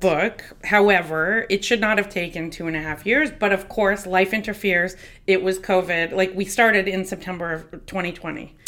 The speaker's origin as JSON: {"language": "English", "region": "New Jersey", "country": "United States", "tie": "born or raised there", "said": "New Jersey, which is my hometown"}